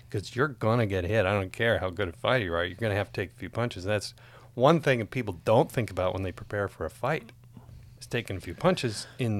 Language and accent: English; Jamestown, North Dakota, United States; moved away; I grew up in Jamestown, North Dakota